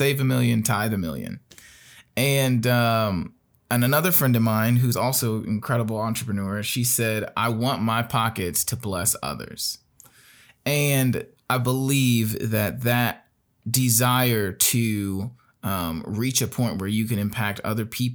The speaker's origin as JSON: {"language": "English", "town": "Gary", "region": "Indiana", "country": "United States", "tie": "born or raised there", "said": "When I was in Gary, Indiana, which is where I started, where I grew up, that's my hometown"}